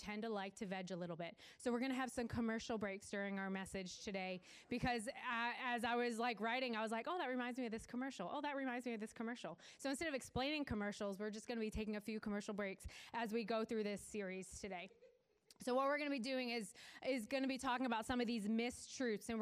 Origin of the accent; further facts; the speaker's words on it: Weymouth, Massachusetts, United States; So we lived south of Boston. I'm from Weymouth